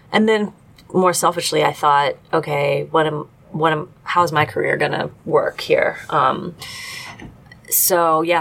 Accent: Cincinnati, Ohio, United States; also born or lived in Milwaukee; being a Cincinnatian, I can, you know, I'm a Midwesterner, right?

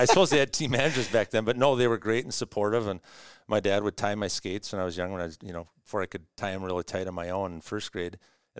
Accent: Minnesota, United States; I grew up near Creek Valley. Yeah, so to this day, they still give me a hard time that I'm from the West side, and the soft side of town, they'll say.

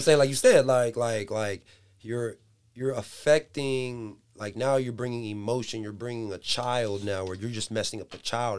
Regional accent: San Diego, California, United States; moved away as an adult; now in Dixon, United States; I'm from San Diego

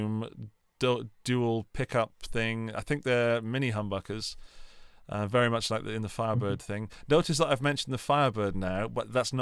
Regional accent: England, United Kingdom; now in Austria; as an Englishman

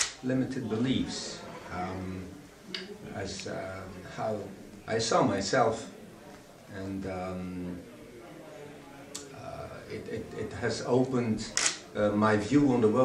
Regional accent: Belgium; I will go back home, and I'm from Belgium, and I'm happy to go back home.

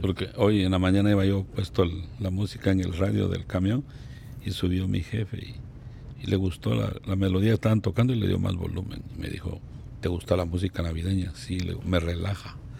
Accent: Guatemala; moved away

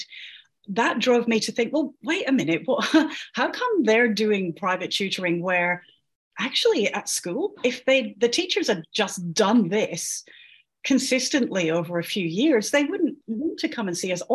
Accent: Scotland, United Kingdom; I'm Scottish

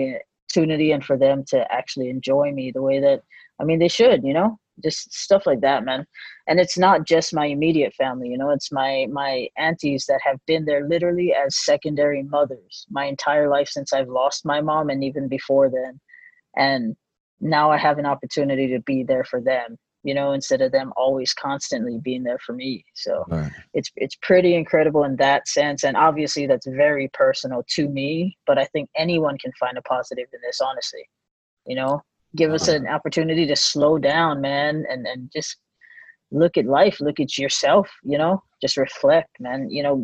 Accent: Hawaii, United States; now in California, United States; I was born and raised in Hawaii

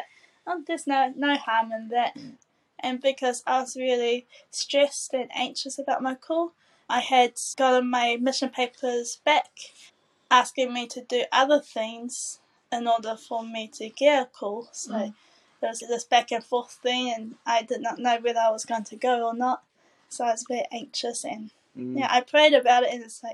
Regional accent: Titirangi, Auckland, New Zealand; I originally grew up in Titirangi, Avondale Titirangi ward

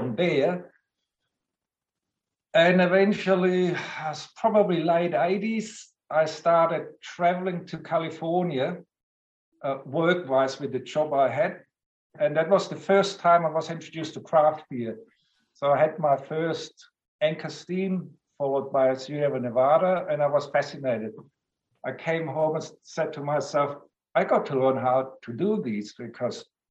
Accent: Southern Germany near Stuttgart, Baden-Württemberg, Germany; moved away as an adult; now in Australia; Southern Germany near Stuttgart. So I grew up on a lager diet

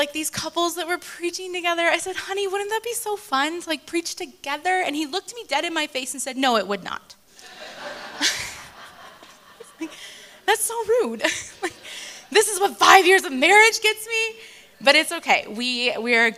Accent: United States; moved away as an adult; now in Johannesburg, South Africa; I am originally from America, but I've been living in Joburg for 8 years

